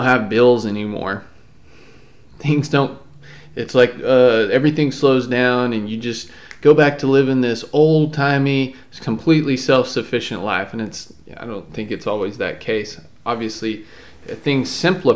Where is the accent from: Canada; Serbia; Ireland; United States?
United States; Texas; also born or lived in Palo Pinto, Texas; I did grow up in the country here in Texas, but I live in the city now